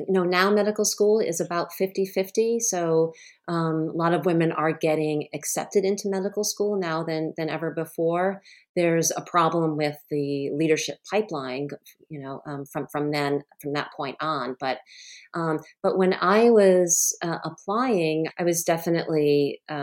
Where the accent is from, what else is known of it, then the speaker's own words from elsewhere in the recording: Rhode Island, United States; I grew up in Rhode Island, actually, where my home state is now.